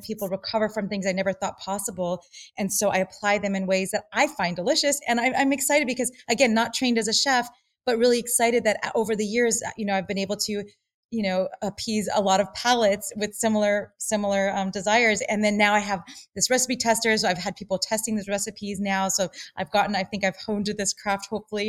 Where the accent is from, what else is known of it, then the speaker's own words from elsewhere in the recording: Los Angeles, California, United States; growing up in Los Angeles as a dancer and an actress